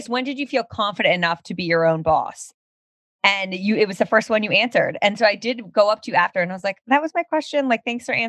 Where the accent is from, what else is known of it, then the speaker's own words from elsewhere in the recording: Princeton, New Jersey, United States; moved away; also born or lived in Pennsylvania; I'm from New Jersey, Princeton